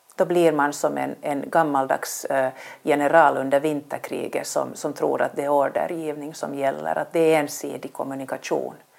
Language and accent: Swedish; Vaasa, Ostrobothnia, Finland; moved away as an adult; also born or lived in Helsinki; började på Vasabladet eh, där jag växte upp